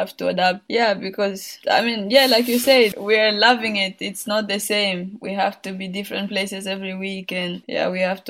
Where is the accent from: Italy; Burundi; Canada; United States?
Burundi; moved away; Like when I was young, I mean, my parents were not telling me much and we didn't know anything. But like when I left the country and I was coming back